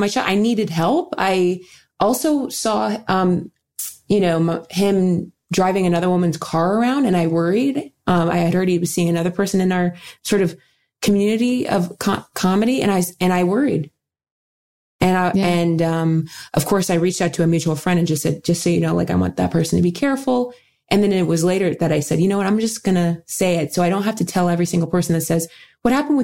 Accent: Dayton, Ohio, United States; I work with the YWCA of Dayton, my hometown in Ohio

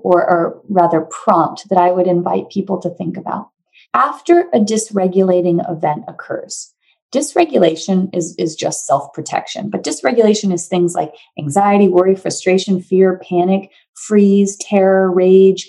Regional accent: New Hampshire, United States; moved away as an adult; now in California, United States; I'm from New Hampshire. I moved to California, basically as far away from New Hampshire as you can be.

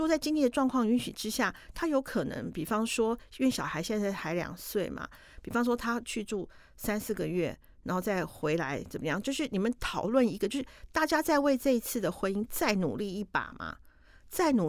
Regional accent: Taiwan; 可是我们台湾人一定懂。

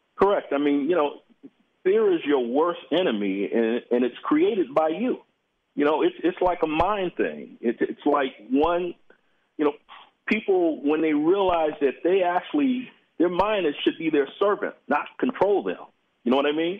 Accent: Los Angeles, California, United States; I'm from South Central

